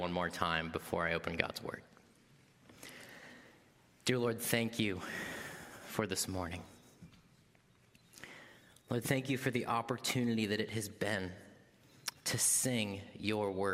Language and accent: English; Wisconsin, United States; moved away; also born or lived in Louisville, Kentucky; I am originally from Wisconsin